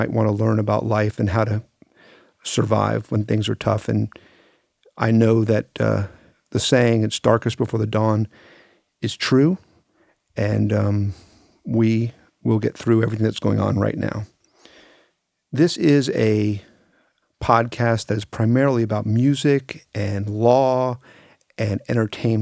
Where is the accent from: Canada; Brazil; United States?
United States; Miami, Florida; I grew up in Miami, Florida in the late 70s and 80s, and I grew up in part of Miami called Carroll City.